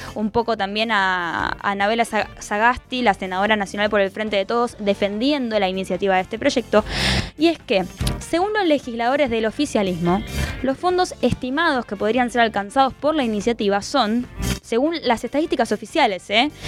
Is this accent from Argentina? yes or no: yes; Argentina; nuestro país